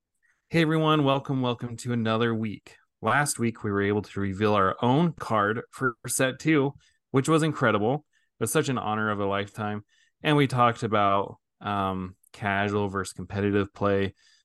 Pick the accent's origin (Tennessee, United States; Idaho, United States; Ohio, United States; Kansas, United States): Idaho, United States; I grew up in Idaho